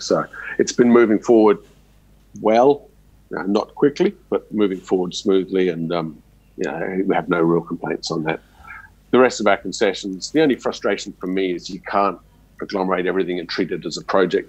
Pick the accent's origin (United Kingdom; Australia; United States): Australia; me growing up in Australia, everything's RC drilling